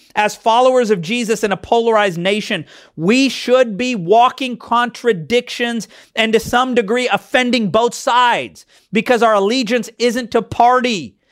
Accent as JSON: {"language": "English", "town": "Kansas City", "region": "Missouri", "country": "United States", "tie": "born or raised there", "said": "I was born, um, here in America, uh, Kansas City, Missouri"}